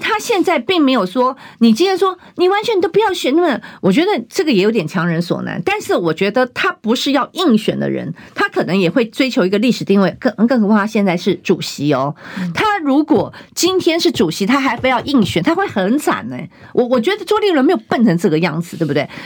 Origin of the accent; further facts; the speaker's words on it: Taiwan; 我们台湾人民